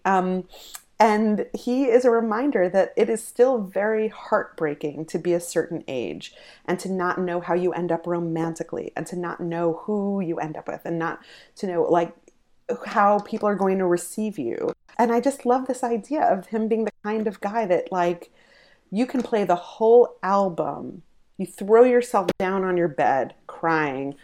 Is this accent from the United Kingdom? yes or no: no; New York, United States; I grew up in New York, um, but I grew up in a very religious family